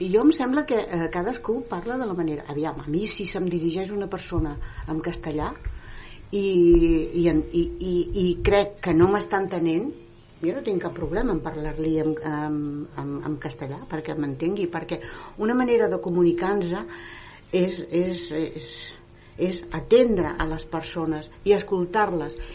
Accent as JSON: {"language": "Catalan", "area": "Granada", "region": "Andalusia", "country": "Spain", "tie": "born or raised there", "second_language": "Catalan", "moved": "yes", "lives_now": "Terrassa, Spain", "said": "a la plaça del meu poble... A Granada, eh? Sí, és un poblet molt petit"}